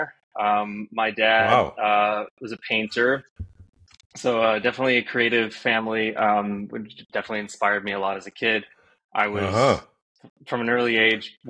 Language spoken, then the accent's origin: English; Northeast, United States; also born or lived in New York; I grew up in the Northeast